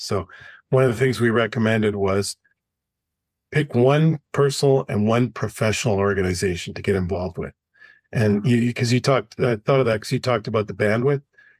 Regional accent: Canada; moved away as an adult; now in United States; I came from Canada and had a very, very limited network down here.

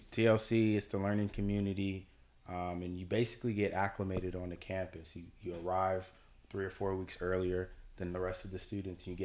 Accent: Richmond, California, United States; moved away as an adult; now in Los Angeles, United States; Born and raised in Richmond and the way I kind of grew up is my grand my grandmother who raised me and my little brother.

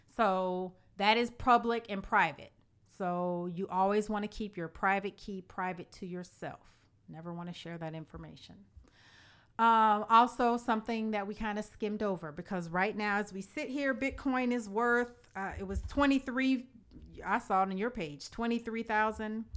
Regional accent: Illinois, United States; the state of Illinois, my home state

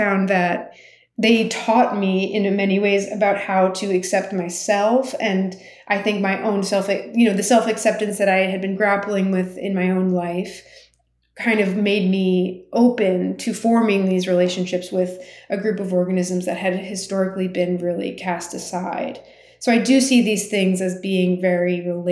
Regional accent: United States; as a person growing up in the United States of Armenian heritage

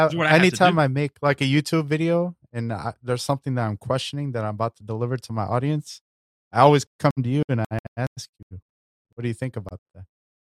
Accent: Chicago, Illinois, United States; I'm from Chicago, man. That's how we roll too.

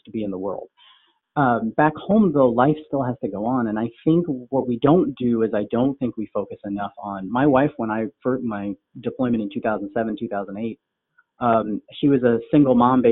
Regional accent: Des Moines, Iowa, United States; also born or lived in Canada / Sri Lanka; I was born in Canada. My parents were born in Sri Lanka. We moved here to Des Moines, Iowa, actually, in the late 70s

